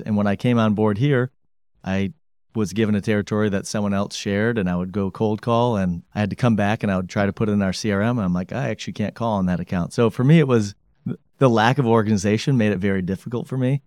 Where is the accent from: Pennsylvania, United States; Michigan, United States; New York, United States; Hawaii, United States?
Michigan, United States; Grand Rapids; also born or lived in Bloomington, Indiana / Detroit, Michigan; born and raised in Grand Rapids, Michigan